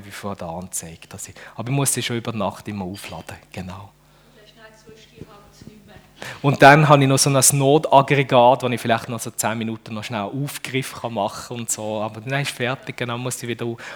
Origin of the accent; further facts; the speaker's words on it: Düdingen, Fribourg, Switzerland; now in Dübendorf, Switzerland; aber ich wohne eigentlich in Dübendorf. Das ist im, äh, in der Nähe von Zürich, ein Vorort von Zürich. Und aufgewachsen bin ich in Düdingen.